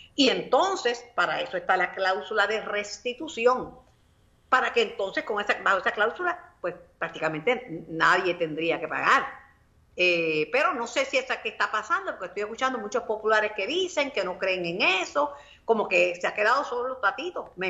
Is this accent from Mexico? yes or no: no; Mayagüez, Puerto Rico; mi pueblo natal, de mi amado Mayagüez, Sultana del Oeste.